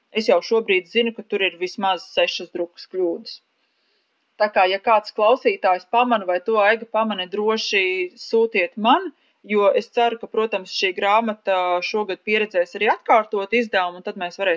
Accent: Latvia; first language Latvian; latviešu valoda ir mana dzimtā valoda

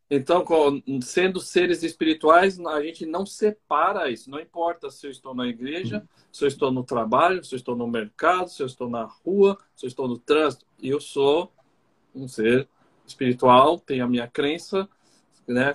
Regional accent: Brazil; now in Argentina; Eu sou brasileiro, mas estou em outro uhum. lugar

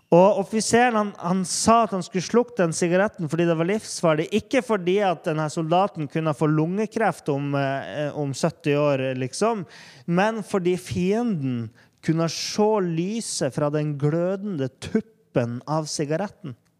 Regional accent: Norway; der vi er i Norge

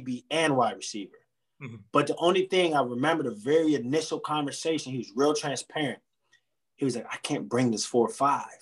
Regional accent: Niagara Falls, New York, United States; originally I'm from Niagara Falls, New York, upstate New York

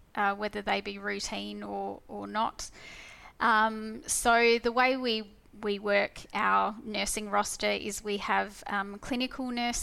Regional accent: Perth, Western Australia, Australia; So I was born in Perth, so I've been here all my life. And I've done quite a bit of travelling, but my whole upbringing and career has been based here in Perth.

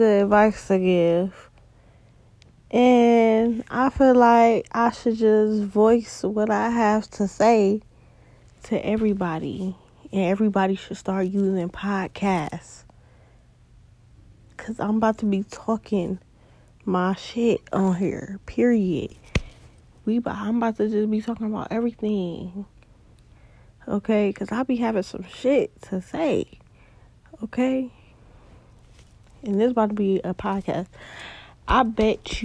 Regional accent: Cleveland, Ohio, United States; I'm from Cleveland, Ohio

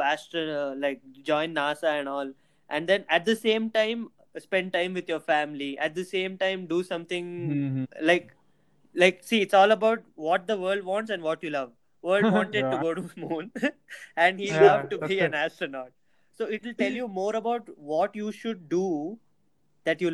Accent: India; being an Indian

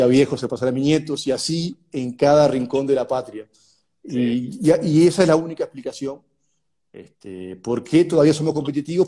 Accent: Uruguay; moved away as an adult; also born or lived in São Paulo

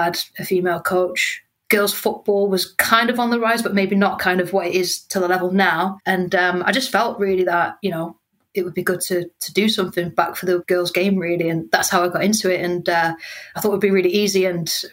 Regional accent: Newcastle upon Tyne, North East England, United Kingdom; I'm from Newcastle, so I'm from a football mad family and a football mad town

